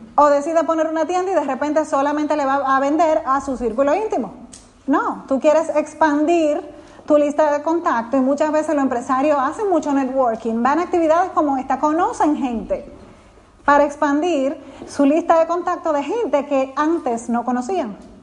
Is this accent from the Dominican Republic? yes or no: yes; Dominican Republic; soy dominicana